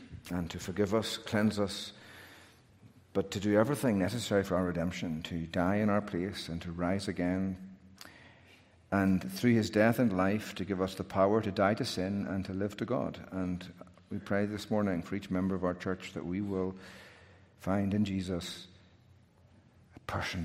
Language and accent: English; Northern Ireland, United Kingdom; accent: Northern Ireland; now in United States; I've got a Northern Ireland accent and a Northern Ireland birth certificate